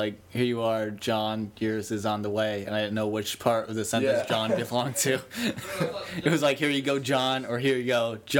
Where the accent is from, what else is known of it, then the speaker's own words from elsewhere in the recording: New Jersey, United States; I'm from New Jersey.